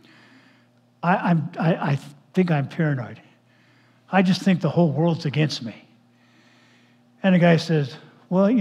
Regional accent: Los Angeles, California, United States; growing up in Los Angeles area back in the 1900s

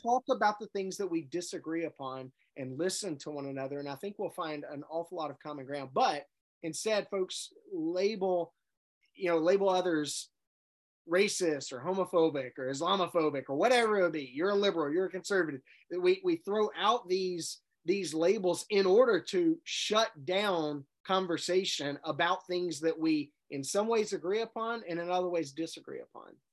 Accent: Jackson, Mississippi, United States; I grew up in Jackson, Mississippi, at at Riverside Independent Methodist Church.

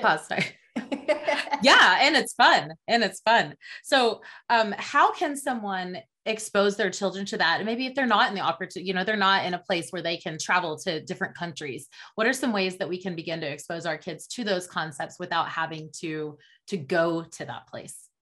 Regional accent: Oklahoma, United States; I grew up in Oklahoma in the south central area of the United States

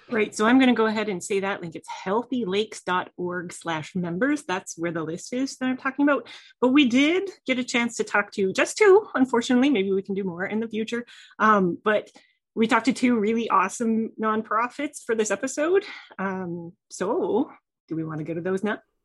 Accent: Canada; now in United States; I'm a Canadian living in the U S

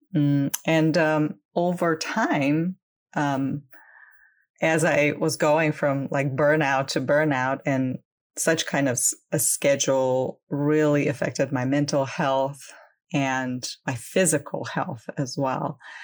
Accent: Crimea, Ukraine; I am originally from Ukraine. Um, I was born and grew up there.

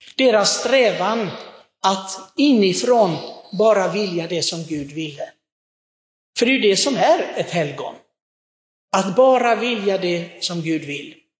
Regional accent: Sweden; vi svenskar

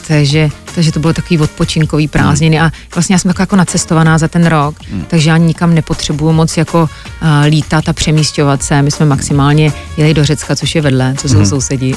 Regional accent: Czechia; moved away as an adult; also born or lived in New York, United States; jsem česká holka

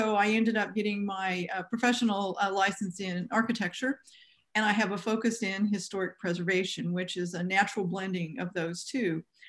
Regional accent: Midwest, United States; also born or lived in Hermann, Missouri; My background, I'm a Midwesterner.

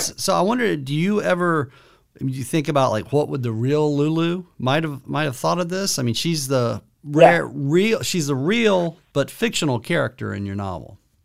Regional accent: Cedartown, Georgia, United States; now in near Philadelphia, United States; I grew up in Cedartown, Georgia

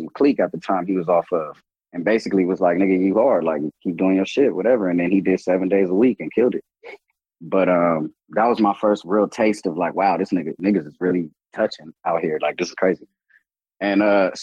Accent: Long Beach, California, United States; I grew up in Long Beach.

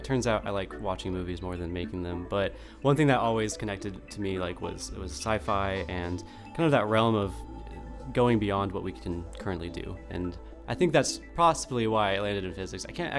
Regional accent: Austin, Texas, United States; I'm a physics graduate student, and I'm from Austin, Texas.

